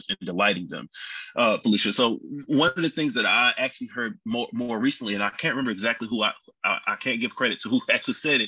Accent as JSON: {"language": "English", "town": "Baltimore", "region": "Maryland", "country": "United States", "moved": "yes", "lives_now": "Charlotte, United States", "said": "I'm also originally from Baltimore, Maryland"}